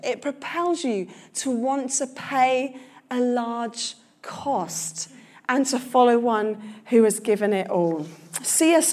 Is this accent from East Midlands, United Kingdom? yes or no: no; London, United Kingdom; I'm a Londoner.